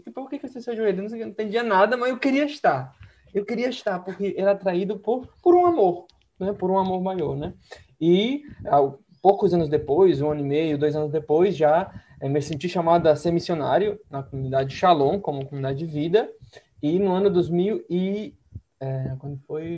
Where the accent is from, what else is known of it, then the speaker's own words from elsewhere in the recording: Santiago, Santiago Metropolitan Region, Chile; moved away; Mas eu sou de Santiago do Chile, né? Nasci e cresci em Santiago